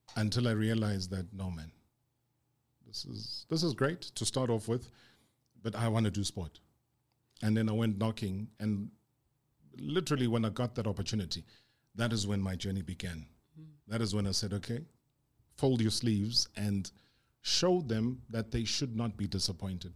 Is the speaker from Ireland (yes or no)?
no; South Africa; now in Johannesburg, South Africa; growing up in Ganje